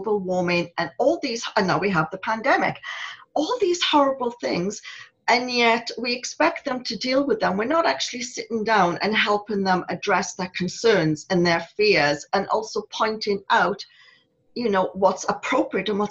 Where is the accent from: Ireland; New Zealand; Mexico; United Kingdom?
United Kingdom; Wales; moved away as an adult; when I was growing up in Wales